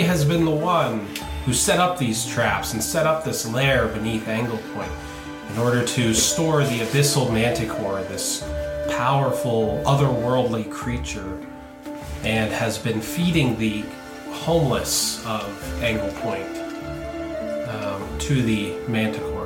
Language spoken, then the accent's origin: English; Canada; also born or lived in Ontario; we are Canadian